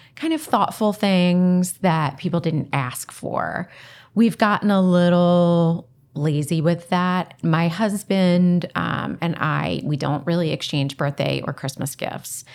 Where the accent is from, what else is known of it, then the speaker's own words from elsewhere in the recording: Delco, Pennsylvania, United States; I'm from Delco, I say Parham